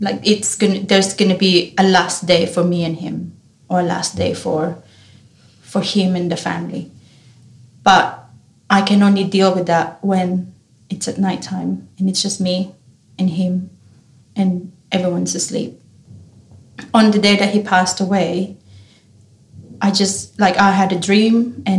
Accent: Philippines; now in Australia; Being Filipino, we have traditions on the wake and how you do funerals and wake

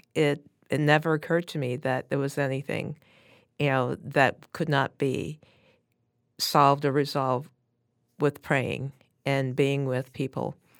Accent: New York City, New York, United States; I grew up in Brooklyn, New York, and went to a Catholic, uh, grammar school and subsequently to a Catholic high school, both of who, which were in Brooklyn

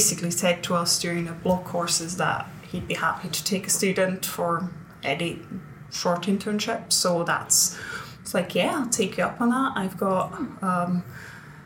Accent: Switzerland; moved away as an adult; now in Edinburgh, United Kingdom; I grew up in Switzerland

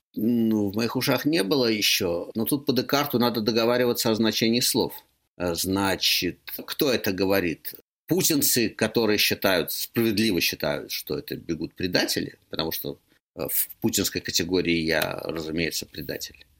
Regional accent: Moscow, Russia; moved away as an adult; я москвич

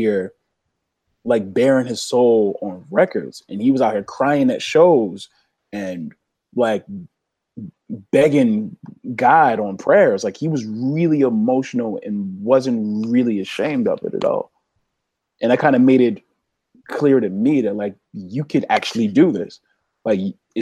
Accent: Philadelphia, Pennsylvania, United States; everybody I saw every day growing up in Southwest Philly.

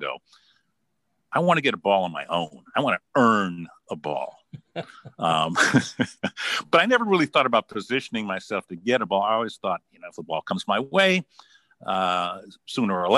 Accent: Los Angeles, California, United States; moved away as an adult; also born or lived in San Francisco / New York; I ended up growing up in Los Angeles

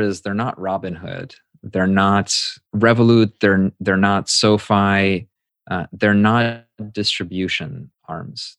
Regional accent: United States; as an immigrant growing up in the States

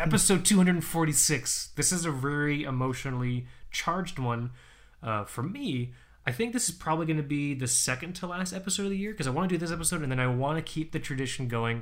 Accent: Florida, United States; moved away as an adult; I'm one of seven people that's actually born in Florida

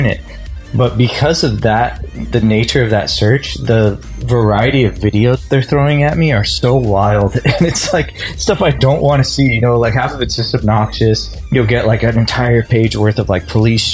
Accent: Los Angeles, California, United States; I grew up in Los Angeles

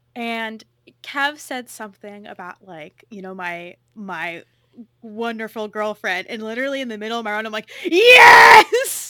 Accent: California, United States; accent: California; my California accent

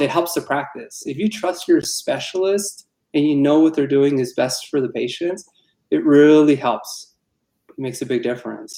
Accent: Tucson, Arizona, United States; also born or lived in Pittsburgh; I'm from Arizona, born and raised in Tucson.

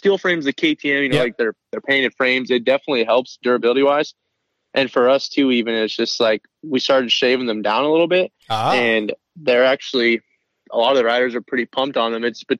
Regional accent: Montana, United States; moved away as an adult; I'm from Montana

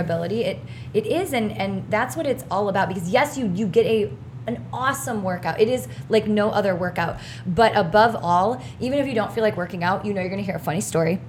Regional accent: Indiana, United States; I'm from Indiana

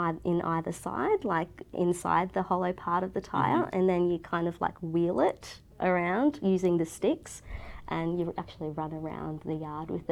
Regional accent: Australia; also born or lived in Fiji; growing up in Australia, coming from a Hindu household

